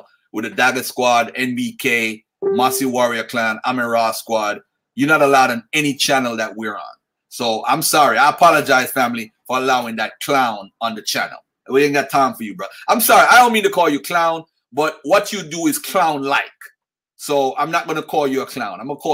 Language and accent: English; Jamaica; I'm a Jamaican